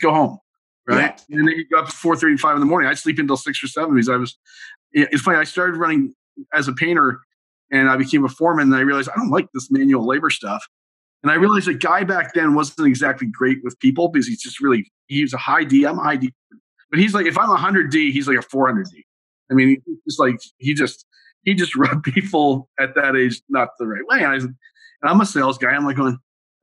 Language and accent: English; Montreal, Quebec, Canada; I grew up in Montreal